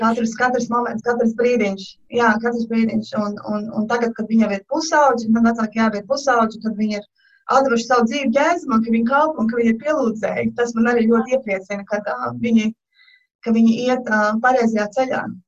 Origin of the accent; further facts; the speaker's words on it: Latvia; moved away as an adult; now in Georgia, United States; esmu Džordžija štatā un uh, es uzaugu Latvijā